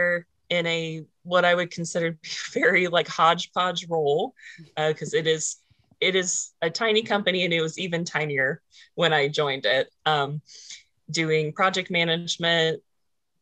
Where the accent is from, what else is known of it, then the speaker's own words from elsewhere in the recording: just outside of Jefferson City, Missouri, United States; I was born just outside of Jefferson City, Missouri, and stayed there up until college